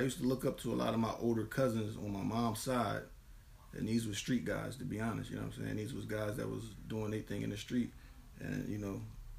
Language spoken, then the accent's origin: English; Camden, New Jersey, United States; coming from Camden, I was born in Camden, definitely a Camden dude to the core.